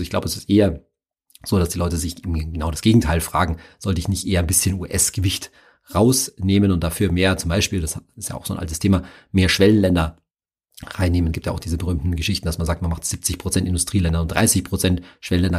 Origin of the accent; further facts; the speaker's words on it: Germany; mein Heimatland